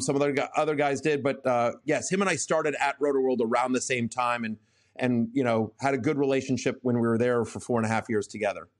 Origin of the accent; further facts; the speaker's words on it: College Station, Texas, United States; I grew up in College Station